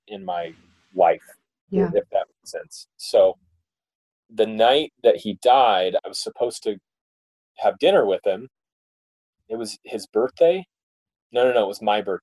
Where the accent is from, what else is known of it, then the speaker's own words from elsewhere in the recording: Mesa, Arizona, United States; I grew up in Mesa, Arizona